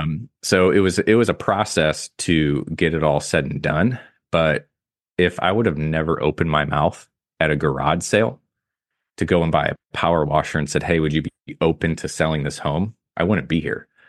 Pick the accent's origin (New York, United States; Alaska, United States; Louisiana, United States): Alaska, United States; Soldotna; now in St. Louis, United States; I'm from Kenai in Soldotna, which is on the Kenai S, Kenai Peninsula, just south of Anchorage.